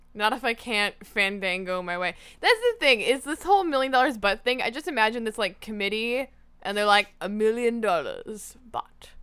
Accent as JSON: {"language": "English", "area": "Niagara region", "region": "Ontario", "country": "Canada", "tie": "born or raised there", "said": "growing up in the Niagara region"}